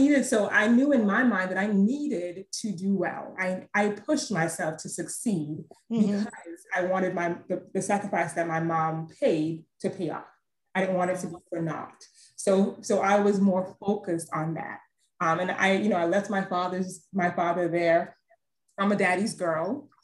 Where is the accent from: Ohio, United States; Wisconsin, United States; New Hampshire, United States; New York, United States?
New York, United States; born there; So I mentioned previously that I was born in New York, and, you know, as a child, I would visit every summer.